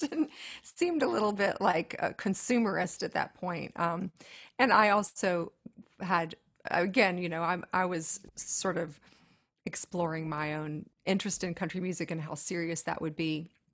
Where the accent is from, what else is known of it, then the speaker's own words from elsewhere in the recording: Tennessee, United States; growing up in Tennessee